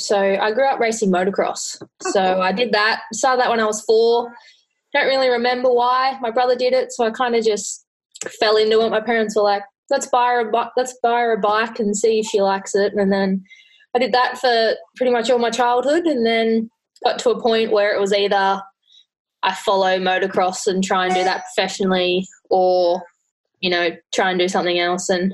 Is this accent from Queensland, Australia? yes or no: yes; near Gold Coast, Queensland, Australia; I grew up near Gold Coast